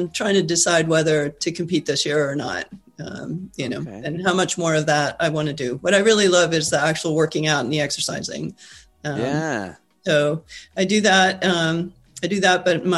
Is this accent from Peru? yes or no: yes; Peru; moved away as an adult; also born or lived in Argentina; now in United States; I was born in Argentina, grew up in Peru. Came to the U.S. to go to college, stayed here through grad school.